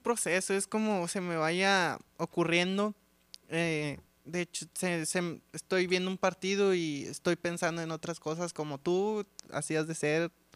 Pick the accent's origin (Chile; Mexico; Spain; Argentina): Mexico; Monterrey, Nuevo León; somos como muy orgullosos los regios de ser regios